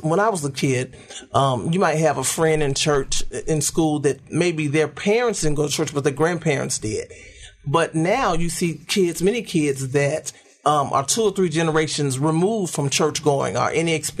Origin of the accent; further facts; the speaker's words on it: Memphis, Tennessee, United States; I'm right here from Memphis, Tennessee. Went to Kirby High School. Like Rev Kev, I actually accepted Christ in Vacation Bible School at the age of 7. And my family was very active in the church and everything, very active in the church. And so grew up in the church.